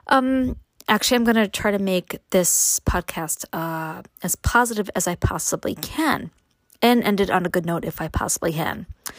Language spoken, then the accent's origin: English; New York City, New York, United States; moved away as an adult; now in upstate New York, United States; I was born and raised in Brooklyn, and my husband was born and raised in upstate New York